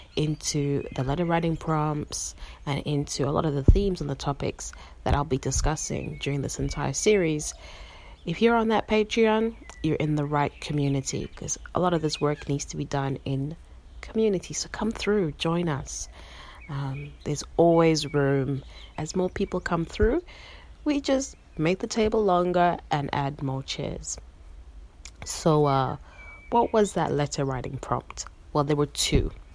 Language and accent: English; Harare, Zimbabwe; now in Melbourne, Australia; I am a Karanga woman born and raised in Harare, Zimbabwe, and now I'm living in so called Melbourne, Australia